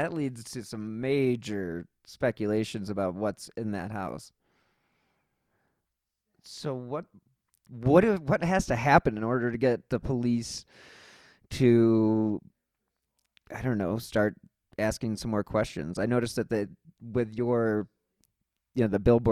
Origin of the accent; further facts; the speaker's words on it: Cleveland, Ohio, United States; I'm from Cleveland